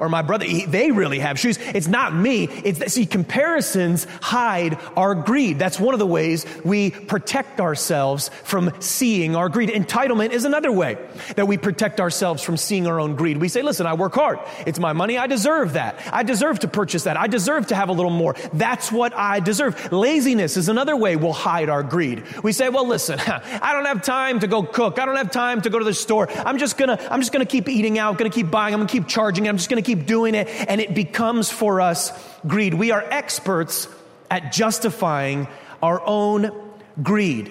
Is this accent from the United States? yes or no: yes; Connecticut, United States; we're from Connecticut